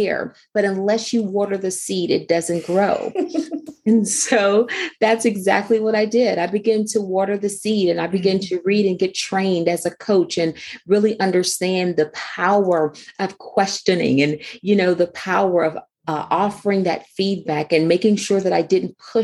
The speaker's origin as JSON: {"language": "English", "town": "Houston", "region": "Texas", "country": "United States", "tie": "born or raised there", "moved": "yes", "lives_now": "Maryland, United States", "said": "I grew up actually in Houston, Texas. And so I've been in Maryland now for about 16 years or so"}